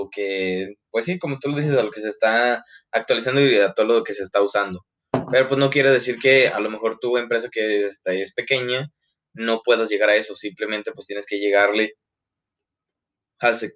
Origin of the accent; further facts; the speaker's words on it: Mexico; porque pues obviamente pues somos mexicanos y pues tenemos la capacidad y tenemos el conocimiento